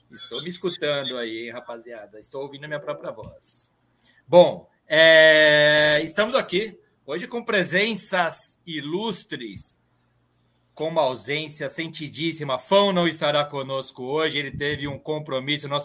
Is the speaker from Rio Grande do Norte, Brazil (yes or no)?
no; São Bernardo do Campo, São Paulo, Brazil; now in São Paulo, Brazil; Hoje eu estou em São Paulo, mas eu sou de São Bernardo.